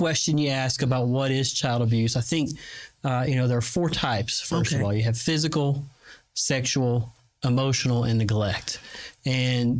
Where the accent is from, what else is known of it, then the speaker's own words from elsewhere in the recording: the mountains near the Tennessee border, North Carolina, United States; moved away as an adult; also born or lived in Quantico, Virginia; now in Fort Bliss, United States; I'm from North Carolina, the mountains near the Tennessee border